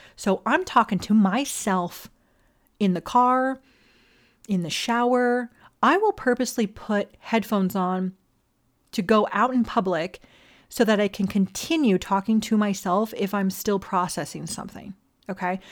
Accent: Las Vegas, Nevada, United States; also born or lived in Hawaii; originally from Hawaii, all right? But I was raised on the Ninth Island, A K A Las Vegas

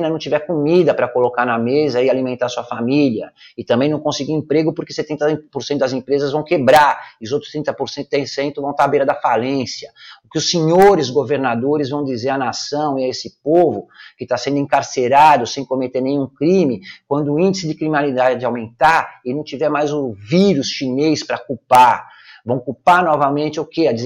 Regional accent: São Paulo, Brazil; now in Espírito Santo, Brazil; eu sou paulistano nato, eu nasci na Vila Celso Garcia, no Hospital São José do Brás, eu nasci no Brás, eu morei e cresci no Brás, em São Paulo, na cidade de São Paulo

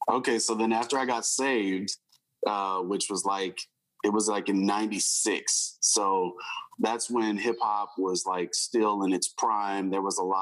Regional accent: Houston, Texas, United States; also born or lived in New Jersey; So I was born in Jersey, but I grew up in Houston, Texas. So shout out to Fifth Ward out there.

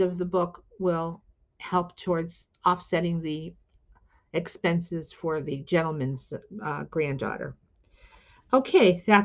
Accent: Shelton, Connecticut, United States; having grown up in the neighboring town of Shelton, itself an industrial town in Connecticut

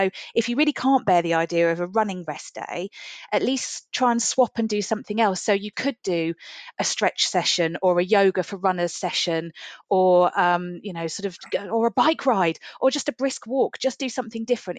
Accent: Winchester, South East England, United Kingdom; now in Colchester, United Kingdom; I was born in Winchester. I grew up in Winchester.

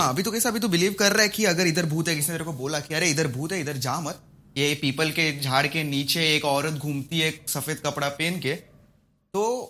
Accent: Malvan, Maharashtra, India; कोंकण से मैं तो मालवन से हूँ

